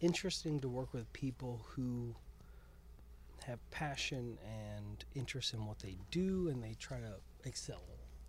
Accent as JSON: {"language": "English", "town": "San Antonio", "region": "Texas", "country": "United States", "tie": "born or raised there", "also_born_or_lived": "Charlotte, North Carolina", "lives_now": "Austin, United States", "said": "So I had moved to North Carolina for a little while after being born and raised in San Antonio"}